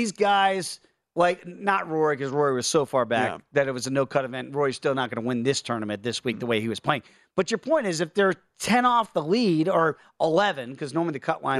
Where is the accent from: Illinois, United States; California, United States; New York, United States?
Illinois, United States; Chicago; moved away as an adult; I come from Chicago, moved out here about a year and a half ago.